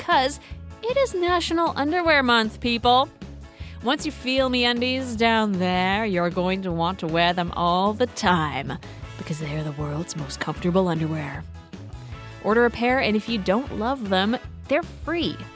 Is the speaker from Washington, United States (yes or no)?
yes; Seattle, Washington, United States; I'm from Seattle